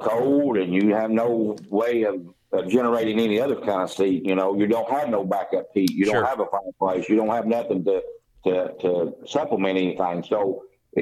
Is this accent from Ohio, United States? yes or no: no; Greene County, Tennessee, United States; I was born in Greene County and went to school there, and went to the Bus Elementary School and Otway Elementary, and graduated from North Greene High School.